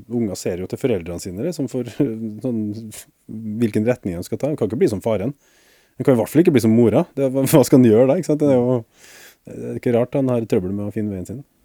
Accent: Norway; for meg som nordmann

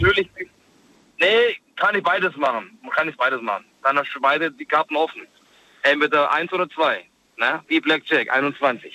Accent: Stuttgart, Baden-Württemberg, Germany; Ich bin ja aus Stuttgart

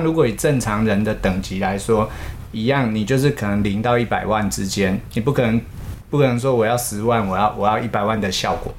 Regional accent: Taiwan; 我自己也身为台湾人

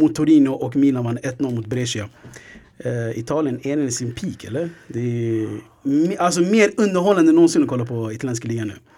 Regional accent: Sweden; vi är svenskar

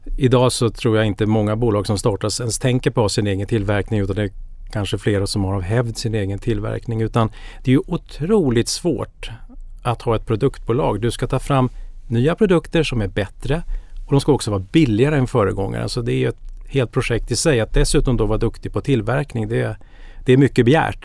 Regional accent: Danderyd, Stockholm County, Sweden; jag är uppväxt norr om Stockholm i Danderyd

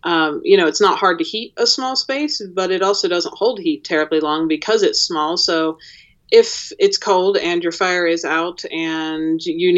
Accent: Pennsylvania, United States; now in Jackson Hole, United States; I grew up in Pennsylvania

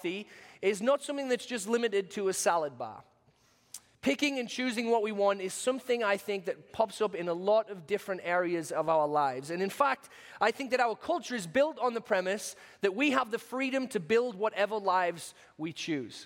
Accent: United Kingdom; accent: British; moved away; my British accent

